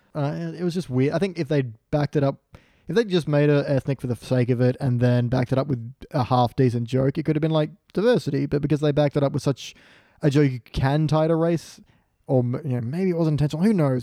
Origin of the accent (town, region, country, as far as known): Australia